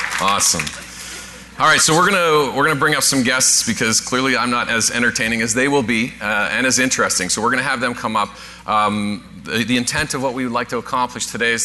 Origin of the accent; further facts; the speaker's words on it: Newfoundland and Labrador, Canada; moved away; I'm originally from Newfoundland